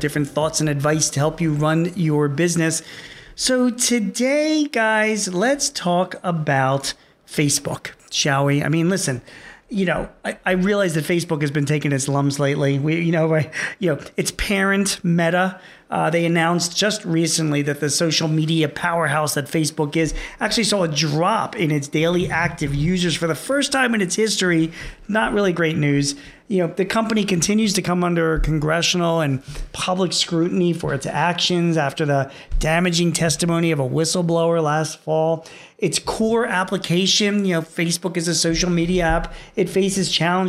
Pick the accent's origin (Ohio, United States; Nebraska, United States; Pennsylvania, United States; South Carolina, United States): Pennsylvania, United States; Philadelphia; here in my hometown of Philadelphia